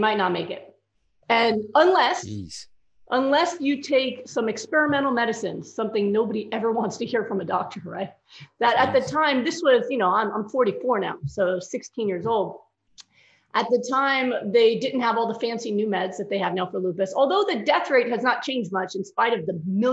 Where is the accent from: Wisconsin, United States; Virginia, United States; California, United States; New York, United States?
New York, United States; I'm a New Yorker